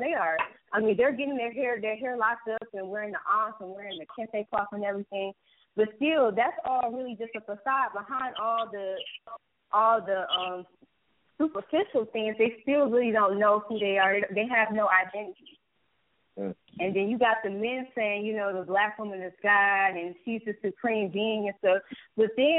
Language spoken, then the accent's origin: English; Detroit, Michigan, United States; I'm 20 years old, you know, born and raised in Detroit.